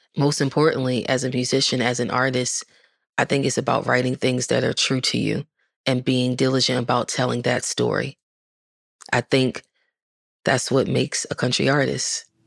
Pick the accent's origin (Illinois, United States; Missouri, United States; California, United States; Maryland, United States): Maryland, United States; Baltimore; moved away as an adult; now in Nashville, United States; I'm from Baltimore